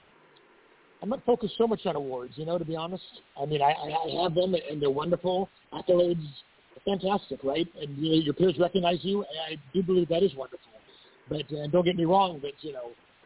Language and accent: English; San Francisco, California, United States; also born or lived in Santorini, Greece; now in Mexico; At 3 years old, I was brought to San Francisco.